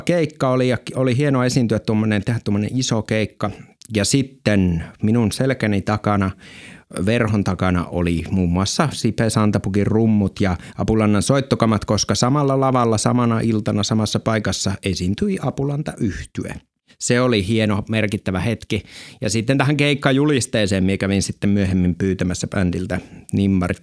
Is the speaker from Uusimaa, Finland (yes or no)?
no; Lapland, Finland; oman kotiseutuni ja koko Lapin läänin suurimmassa esiintymispaikassa